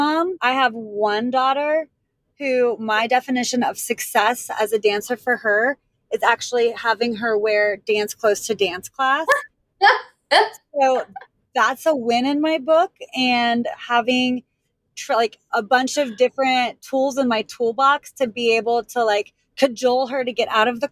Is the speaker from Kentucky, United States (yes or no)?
no; Pittsburgh, Pennsylvania, United States; also born or lived in Washington, D.C.; now in Savannah, United States; I was born and raised in Pittsburgh, and that's where I danced.